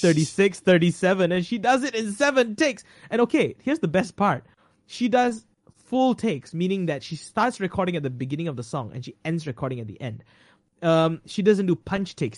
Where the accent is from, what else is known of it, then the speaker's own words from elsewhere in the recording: Malaysia; I am a Malaysian